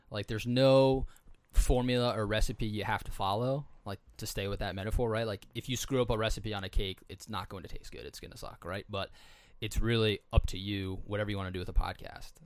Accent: East Coast, United States; I was from the East Coast

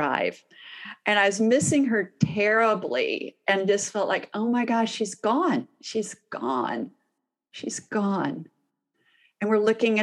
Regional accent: Houston, Texas, United States; I'm from Houston

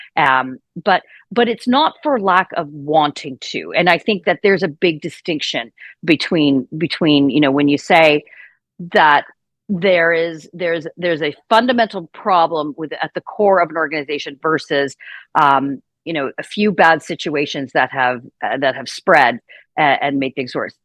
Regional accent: Saskatchewan, Canada; moved away as an adult; also born or lived in Ontario; now in Toronto, Canada; I grew up in Saskatchewan, born and raised in Saskatchewan

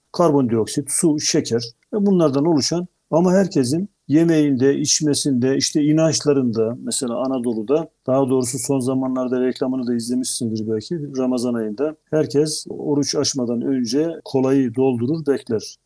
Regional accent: Black Sea Region, Turkey

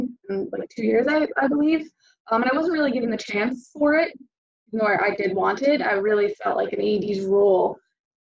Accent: East Greenbush, New York, United States; now in Florida, United States; I'm originally from New York, East Greenwich, New York. It's a suburb outside of Albany.

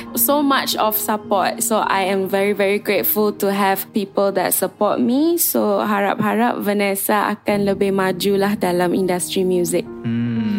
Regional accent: Klang, Selangor, Malaysia; saya berasal dari Kelang dan juga ibu saya Cina, ayah saya Indian

